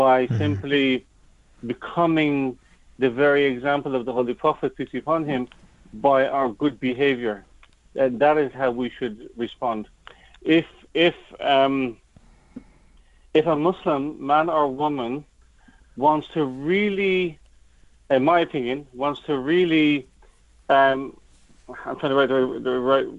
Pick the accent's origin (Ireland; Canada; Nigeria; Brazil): Ireland; being an Irishman, being really an Irishman, an Irish attitude